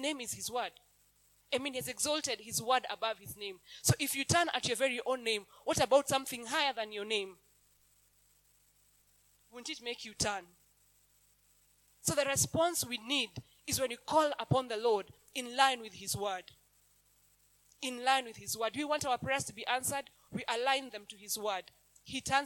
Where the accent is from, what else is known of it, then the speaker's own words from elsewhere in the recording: Kenya; English is a second language; I have lived in Kenya all my life